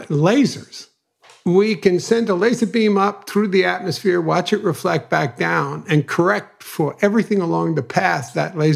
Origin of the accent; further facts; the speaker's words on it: New York City, New York, United States; Growing up in Brooklyn, you needed street creds